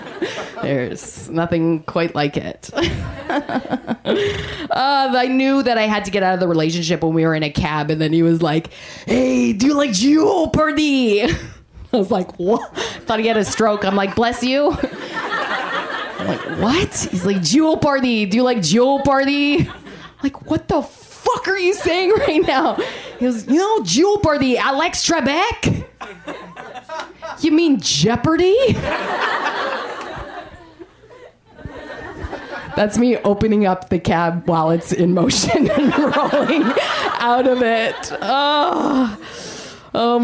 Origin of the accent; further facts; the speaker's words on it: Canada; I am Canadian